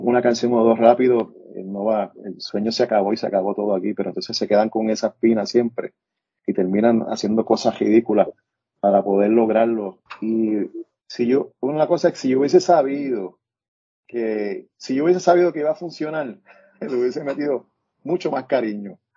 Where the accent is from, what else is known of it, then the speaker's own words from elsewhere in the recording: Puerto Rico; moved away; afuera yo escuchaba música que no escuchaba en Puerto Rico